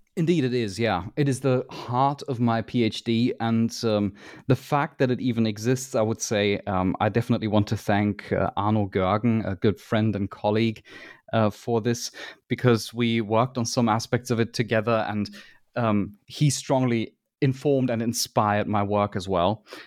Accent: Germany; I am from Germany

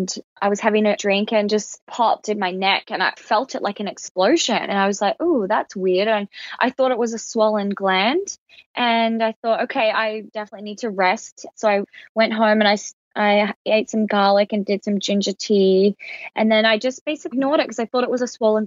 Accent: Alice Springs, Northern Territory, Australia; I grew up in Alice Springs, which is in outback Australia

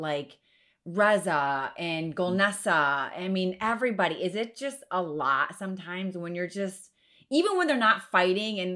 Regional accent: Ohio, United States; I'm from Cowland in Ohio

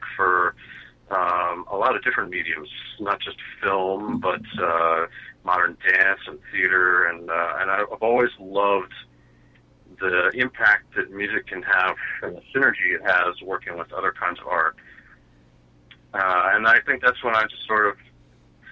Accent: Maryland, United States; also born or lived in New York; I grew up in Maryland, outside of D.C.

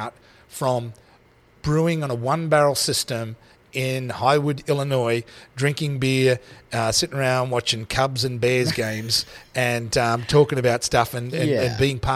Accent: Australia; moved away; I'm Australian.

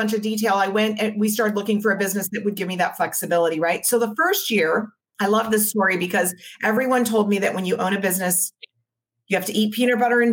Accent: Maui, Hawaii, United States; now in San Diego, United States; My husband and I grew up on Maui

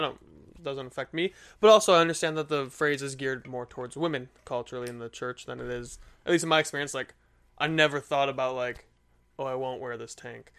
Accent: Michigan, United States; I'm from Michigan

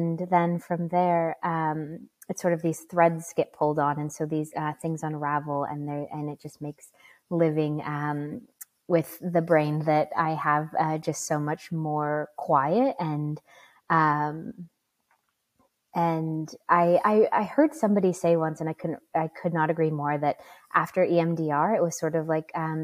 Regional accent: Bismarck, North Dakota, United States; moved away as an adult; also born or lived in Wind River, Wyoming; I was raised, born and raised in Bismarck, North Dakota in the United States.

